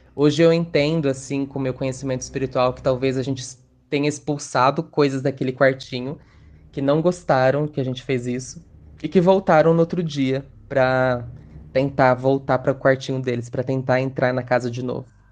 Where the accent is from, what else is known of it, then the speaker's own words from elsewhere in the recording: interior of São Paulo, Brazil; tenho 27 anos e sou do interior de São Paulo